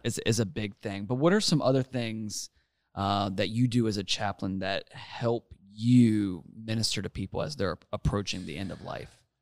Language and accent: English; Mid-Atlantic, United States; now in Gainesville, United States; I'm from the Mid-Atlantic